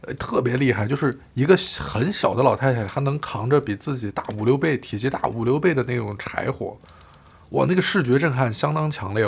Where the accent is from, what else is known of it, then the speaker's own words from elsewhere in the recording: Shaoyang, Hunan, China; moved away; 我小时候生活在邵阳，它也是生活在几个大厂之间，就是药厂啊、化肥厂啊什么的